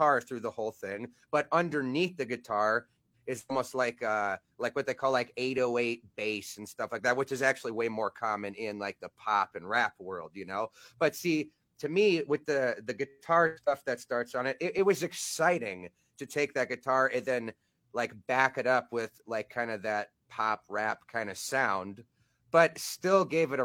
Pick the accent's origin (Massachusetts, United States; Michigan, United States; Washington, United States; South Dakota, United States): South Dakota, United States; Black Hills of; also born or lived in northwest Indiana, outside Chicago; I was actually born in, like, the Chicago area, outside of Chicago, northwest Indiana, until I was about 8 or 9 years old. And then, yeah, I moved up here to South Dakota, Black Hills of South Dakota